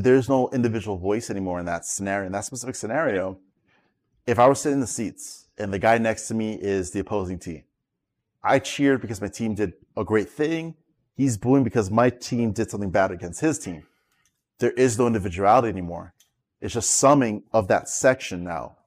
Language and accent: English; New York, United States; also born or lived in South Florida; now in Florida, United States; I'm a well-known local in South Florida, but I'm originally from New York